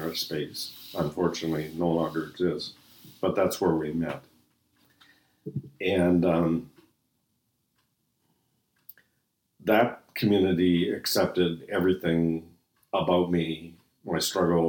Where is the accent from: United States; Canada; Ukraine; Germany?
Canada; Halifax, Nova Scotia; also born or lived in Edmonton, Canada; now in St. Catharines, Canada; I was born in Halifax and raised near the ocean